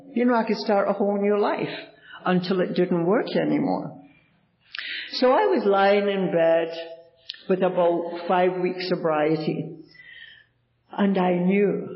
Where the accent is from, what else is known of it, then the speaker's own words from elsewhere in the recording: Glasgow, Scotland, United Kingdom; now in Toronto, Canada; I was born in Glasgow, Scotland